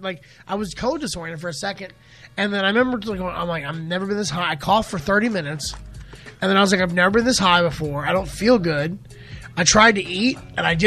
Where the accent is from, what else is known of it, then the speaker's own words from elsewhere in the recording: Keystone Heights, Florida, United States; also born or lived in Gainesville, Florida; Born and raised. Keystone Heights, Florida is where I grew up